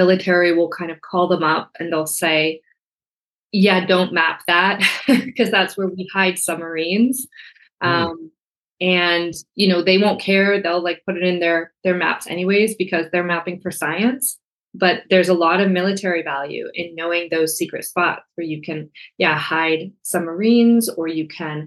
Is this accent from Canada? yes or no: yes; Canada; I'm Canadian.